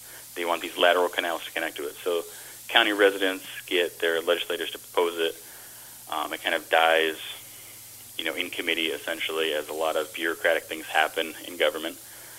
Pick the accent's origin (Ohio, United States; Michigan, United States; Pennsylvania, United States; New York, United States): New York, United States; Great Sacandaga Lake; I grew up on the Sacandaga Lake